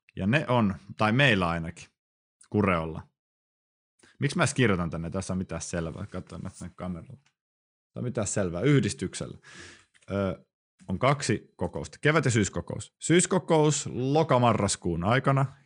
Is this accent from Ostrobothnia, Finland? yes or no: no; Helsinki, Uusimaa, Finland; now in Kuopio, Finland; Stadikin on pieni paikka, mistä mä siis kotoisin